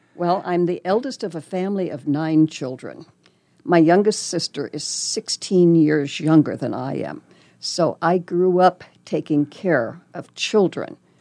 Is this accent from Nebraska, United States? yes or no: yes; Lincoln, Nebraska, United States; also born or lived in Texas / Arizona / Colorado; now in Omaha, United States; I was born and raised in Lincoln, So not very far away.